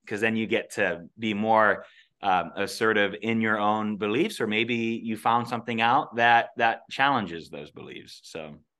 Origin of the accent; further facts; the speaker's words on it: Alaska, United States; growing up in Alaska, being born and raised here